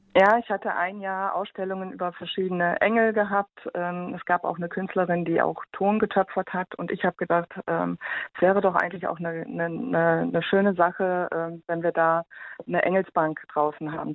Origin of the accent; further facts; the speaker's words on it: Germany; bei uns in Deutschland